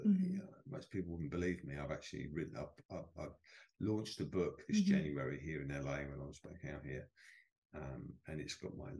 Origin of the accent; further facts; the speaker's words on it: United Kingdom; You probably gather from my accent, I'm not from California. I'm from the UK.